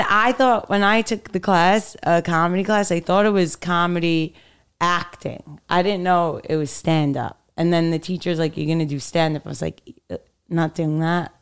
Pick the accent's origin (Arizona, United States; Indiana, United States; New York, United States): New York, United States; New York City; also born or lived in Manhattan; I grew up in Brooklyn